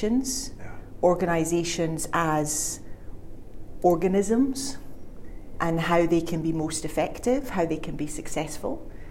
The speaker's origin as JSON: {"language": "English", "region": "Scotland", "country": "United Kingdom", "also_born_or_lived": "Glasgow", "moved": "as an adult", "lives_now": "China", "said": "I'm originally from Scotland"}